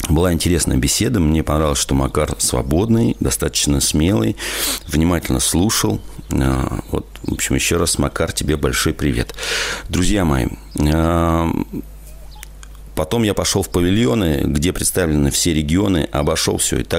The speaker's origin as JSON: {"language": "Russian", "region": "Moscow", "country": "Russia", "tie": "born there", "said": "Я родился в Москве, но половина своей жизни прожил в деревне."}